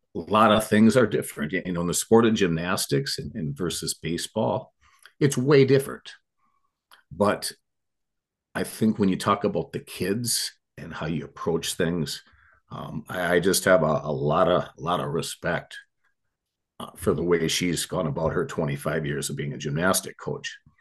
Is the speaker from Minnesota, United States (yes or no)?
yes; Eagan, Minnesota, United States; I grew up in Eagan, Minnesota